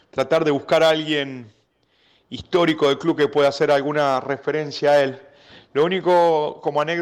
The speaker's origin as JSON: {"language": "Spanish", "town": "Temperley", "region": "Buenos Aires Province", "country": "Argentina", "tie": "born or raised there", "said": "él creo que vivía por Dorrego y 25 de mayo, donde yo nací, yo nací en, 25 de mayo y Dorrego, a la vueltita sobre Dorrego."}